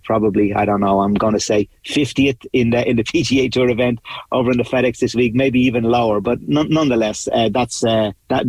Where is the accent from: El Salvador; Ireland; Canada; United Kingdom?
Ireland; Dublin, Leinster; I'm from Dublin and born in Dublin